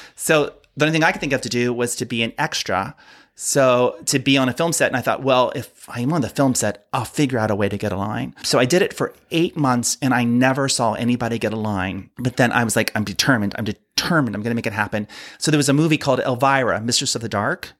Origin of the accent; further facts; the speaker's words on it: Ohio, United States; now in Palm Springs, United States; I grew up in Ohio